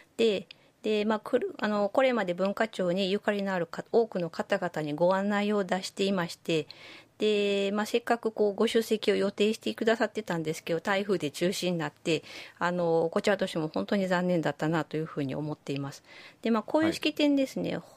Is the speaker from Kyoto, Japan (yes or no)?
yes; Kyoto, Japan; also born or lived in Gifu Prefecture; 私、あの、実は生まれは岐阜県なんですけど、育ちはほぼ京都なので